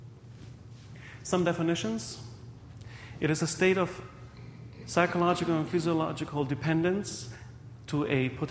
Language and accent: English; Germany; also born or lived in Hungary; now in Windsor, Canada; I was born in Hungary, raised in Germany, and about 9 years ago, I married Stephanie Palanike from Windsor, and currently I'm working in a local hospital there